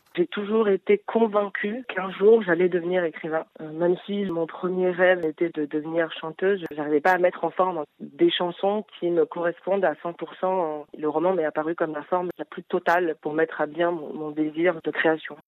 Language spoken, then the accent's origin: French; Paris, Île-de-France, France; Moi je suis née en France, j'ai grandi à Paris